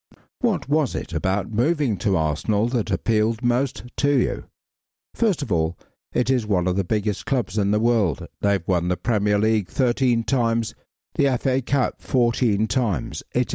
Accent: Iceland; because it's not the same growing up in Iceland, where you can play football in good conditions maybe 3 months a year

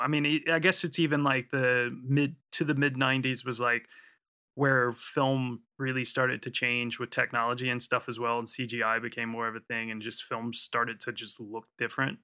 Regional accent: United States; now in United Kingdom; being an American here in the U K

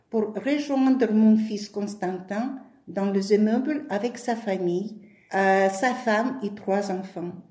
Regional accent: Kyiv, Ukraine; moved away as an adult; now in Scionzier, France; je suis de Kiev et j'ai 74 ans.

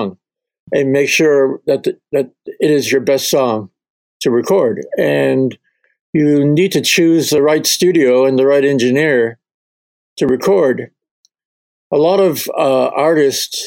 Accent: Canada; my kids are half Scottish, but I'm Canadian

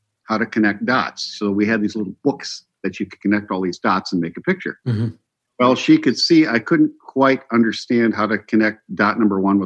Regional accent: Upper Michigan, United States; We're from Upper Michigan

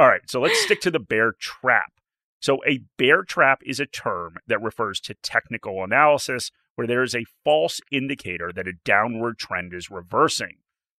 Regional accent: outside of New York, United States; now in Australia; I grew up outside of New York.

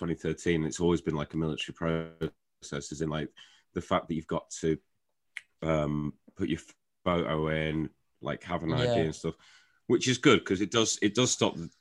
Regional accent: Shrewsbury, West Midlands, United Kingdom; my hometown

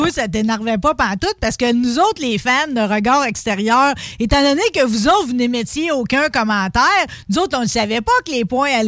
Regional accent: Saint-Léonard-d'Aston, Quebec, Canada; faut pas que j'oublie, je viens de Saint-Léonard d'Aston, moi là, là.

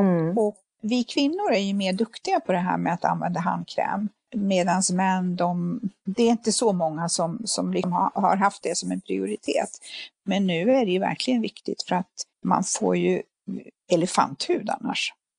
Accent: Finland; moved away; jag är ju född i Finland, uppvuxen med bastu.

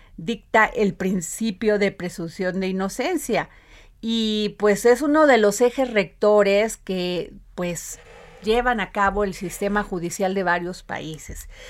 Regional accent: Veracruz, Mexico; como dicen en mi pueblo, allá en Veracruz

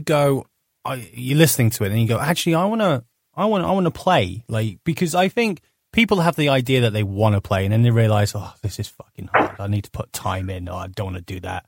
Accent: United Kingdom; being British

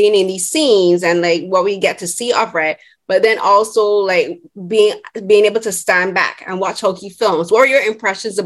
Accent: Barbados; first language English; I'm from Barbados, and our first and only like main language is English

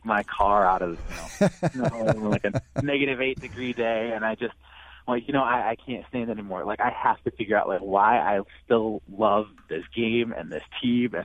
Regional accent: Lansing, Michigan, United States; I'm from Lansing, Michigan

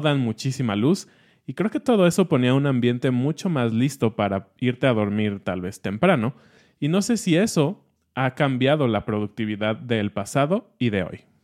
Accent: Mexico City, Mexico; estamos como programados como chilangos

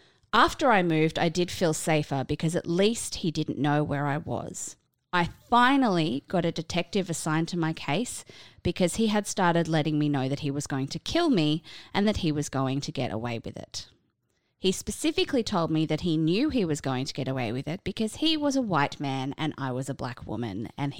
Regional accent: California, United States; I grew up in Southern California.

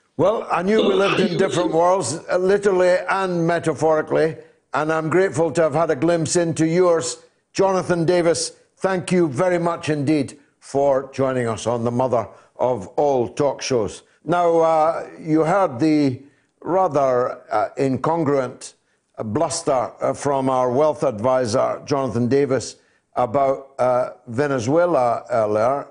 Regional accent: Dundee, Scotland, United Kingdom; Dundee, my hometown

